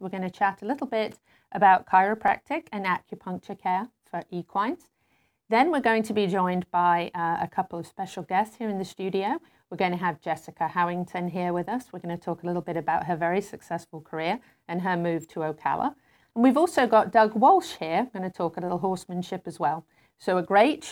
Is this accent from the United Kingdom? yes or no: yes; United Kingdom; moved away; my home country, in Great Britain